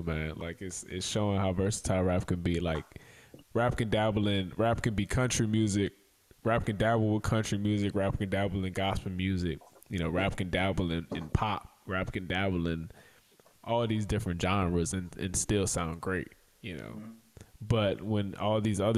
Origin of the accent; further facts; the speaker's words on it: Franklinton, Louisiana, United States; I grew up with him in Franklinton